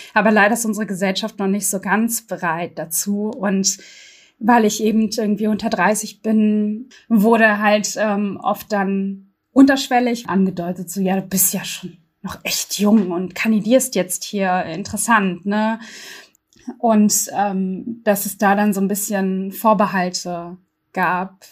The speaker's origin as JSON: {"language": "German", "region": "Berlin", "country": "Germany", "tie": "born or raised there", "said": "in dem Wahlkreis, wo ich aufgewachsen bin, im Gesundbrunnen und Wedding"}